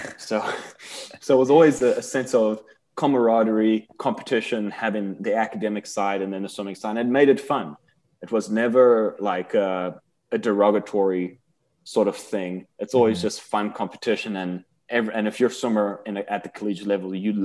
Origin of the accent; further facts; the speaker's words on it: South Africa; moved away; we're both South African boys